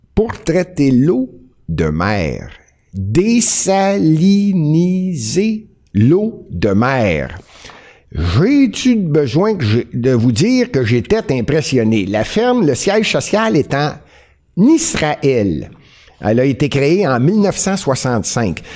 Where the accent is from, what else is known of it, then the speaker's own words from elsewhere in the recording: Montreal, Quebec, Canada; je suis montréalais